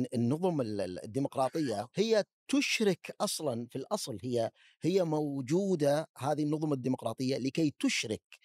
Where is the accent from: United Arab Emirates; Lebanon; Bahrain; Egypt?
United Arab Emirates; born or raised there; moved away